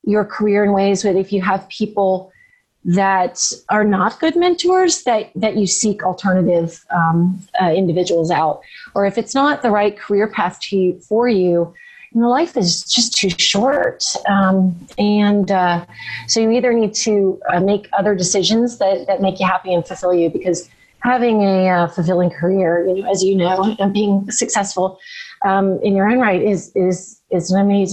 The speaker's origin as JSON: {"language": "English", "region": "Florida", "country": "United States", "said": "I'm from Florida, so we don't have deciduous trees there"}